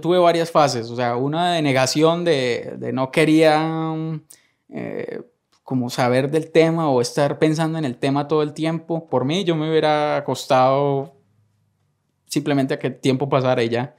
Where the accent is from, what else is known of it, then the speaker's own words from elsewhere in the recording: northern Valle del Cauca, Colombia; moved away as an adult; also born or lived in Armenia, Colombia; now in Costa Rica; nací en Colombia, en el norte del valle, una región cafetera